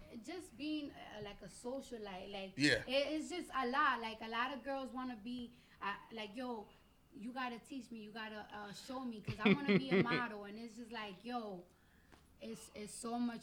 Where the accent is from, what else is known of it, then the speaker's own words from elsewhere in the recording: New York City, New York, United States; first language Spanish; English is a second language; I'm originally a New Yorker. I have an accent.